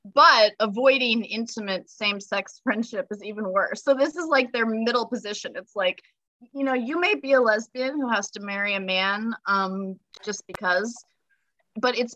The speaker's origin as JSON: {"language": "English", "country": "United States", "said": "I'm such a shitty American"}